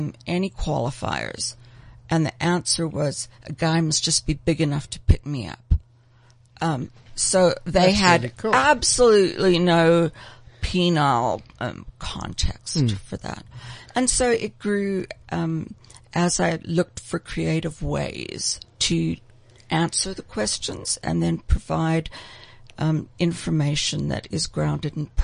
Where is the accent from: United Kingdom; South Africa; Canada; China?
South Africa; I'm born and bred in South Africa